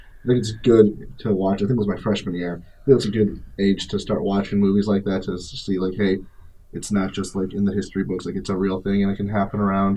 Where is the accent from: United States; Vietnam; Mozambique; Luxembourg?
United States; Chicago, Illinois; my hometown team with the Cubs